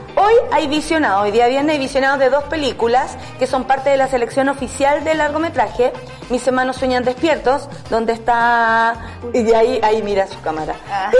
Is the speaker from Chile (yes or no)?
yes; San Miguel, Santiago Metropolitan Region, Chile; yo soy de San Miguel